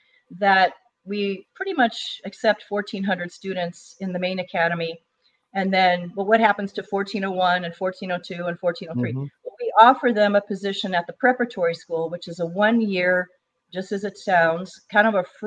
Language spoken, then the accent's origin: English; Chicago, Illinois, United States; moved away as an adult; I was born and raised in Chicago in Northern Illinois.